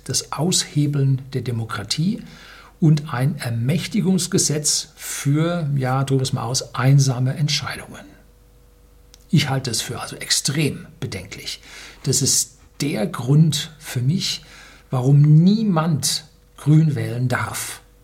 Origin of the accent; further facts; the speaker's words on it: Germany; hier bei uns in Deutschland